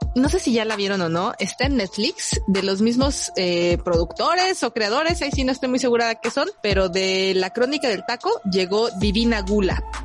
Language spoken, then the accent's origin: Spanish; Mexico City, Mexico; los chilangos conocemos